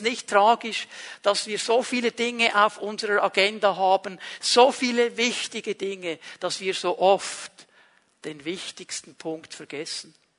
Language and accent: German; Switzerland; jemand, der an einem bestimmten Ort in der Schweiz aufgewachsen ist